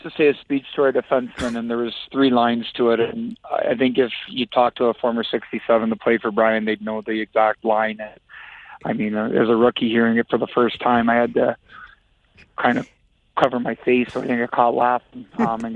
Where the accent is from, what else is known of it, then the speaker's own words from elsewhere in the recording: Listowel, Ontario, Canada; I'm in my hometown, coaching junior hockey